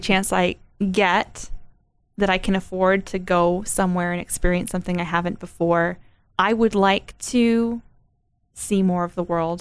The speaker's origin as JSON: {"language": "English", "country": "United States", "said": "me as an American"}